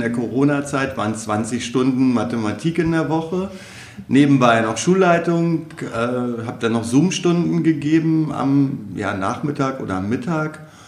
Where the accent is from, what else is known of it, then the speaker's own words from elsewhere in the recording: Wolfenbüttel, Lower Saxony, Germany; also born or lived in Celle; Ich komme ja ursprünglich aus Wolfenbüttel